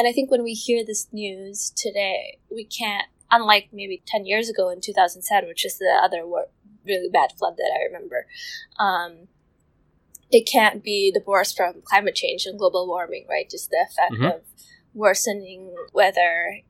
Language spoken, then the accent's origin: English; Jakarta, Indonesia; this is our hometown. Like, we grew up anticipating flooding every year during the rainy season of January and February.